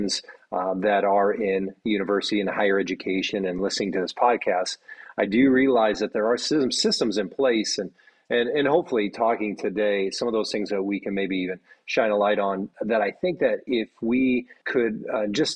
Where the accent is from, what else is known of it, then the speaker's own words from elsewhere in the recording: Midwest, United States; moved away as an adult; also born or lived in Saskatoon, Canada / Michigan; now in Atlanta, United States; Growing up in the Midwest myself